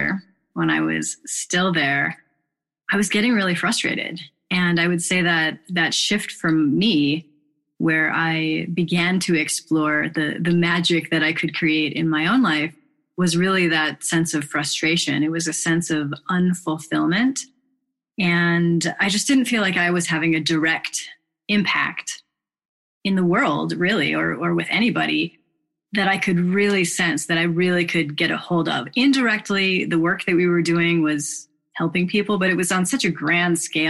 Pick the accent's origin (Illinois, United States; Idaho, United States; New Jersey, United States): Illinois, United States; Chicago; I grew up in Chicago and had pretty decent childhood.